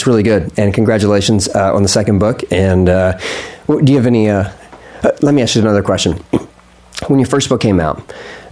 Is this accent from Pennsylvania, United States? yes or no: yes; Philadelphia, Pennsylvania, United States; I was born in Philly